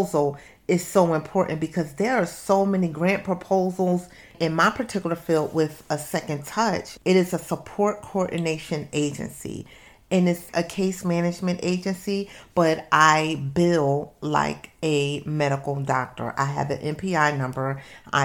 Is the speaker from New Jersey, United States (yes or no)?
yes; Camden, New Jersey, United States; I'm from Camden, New Jersey.